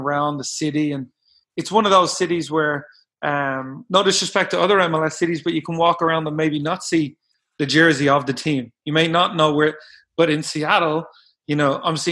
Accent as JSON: {"language": "English", "town": "Dublin", "region": "Leinster", "country": "Ireland", "tie": "born or raised there", "also_born_or_lived": "Bakersfield, California / Portland, Oregon", "moved": "as an adult", "lives_now": "United States", "said": "I grew up in Ireland."}